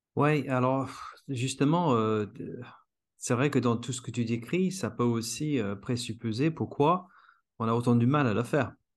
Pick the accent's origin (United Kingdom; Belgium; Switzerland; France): United Kingdom; England; French is a second language; moved away; je suis anglais